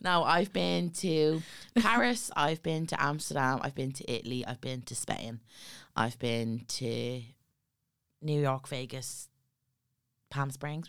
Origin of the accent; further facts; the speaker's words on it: Dublin, Leinster, Ireland; we come from Ballyfermot and it's a town of poverty